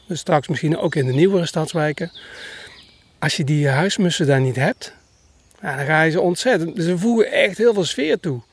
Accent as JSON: {"language": "Dutch", "region": "North Brabant", "country": "Netherlands", "said": "ik kom uit Brabant"}